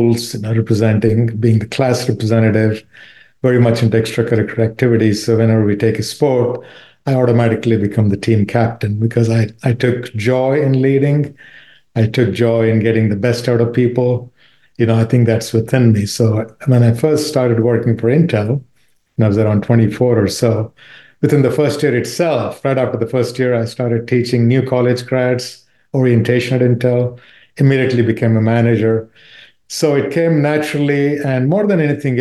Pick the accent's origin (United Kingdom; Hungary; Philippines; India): India; I was probably 10 or 12 years old growing up in India